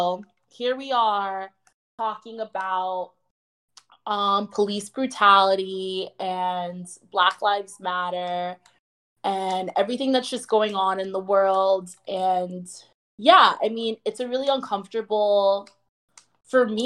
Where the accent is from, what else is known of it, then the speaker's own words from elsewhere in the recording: South Florida, United States; also born or lived in Milwaukee, Wisconsin; growing up in South Florida, being Black